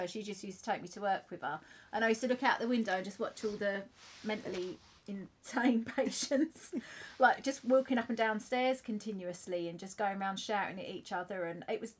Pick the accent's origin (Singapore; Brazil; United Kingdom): United Kingdom; Basildon, East of England; also born or lived in Romford; we moved from Romford to Basildon.